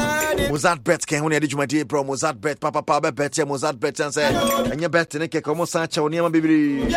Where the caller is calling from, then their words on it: Dubai, United Arab Emirates; from Sefi. I'm watching you live in Dubai.